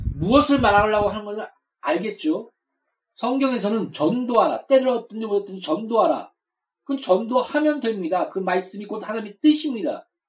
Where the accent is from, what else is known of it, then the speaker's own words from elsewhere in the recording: South Korea; 우리가 태어나고 싶어서 한국에 태어났습니까?